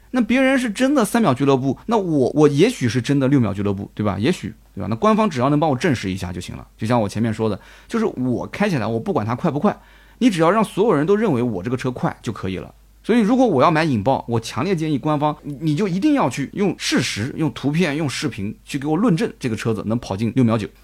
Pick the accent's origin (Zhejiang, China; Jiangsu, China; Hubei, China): Jiangsu, China; Nanjing; accent: Nanjing dialect; 我们南京的当地方言